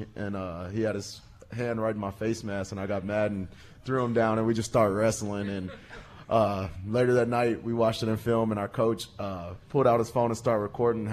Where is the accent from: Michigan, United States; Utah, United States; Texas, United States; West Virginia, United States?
Texas, United States; moved away as an adult; now in Green Bay, United States; We're both from Texas as well